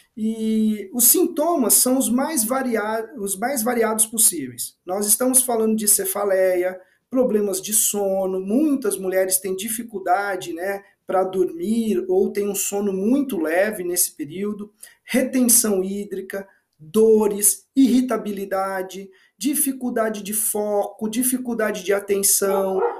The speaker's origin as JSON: {"language": "Portuguese", "region": "interior of São Paulo state", "country": "Brazil", "tie": "born or raised there", "said": "Eu sou do interior do estado de São Paulo, né? Eu cresci em sítio"}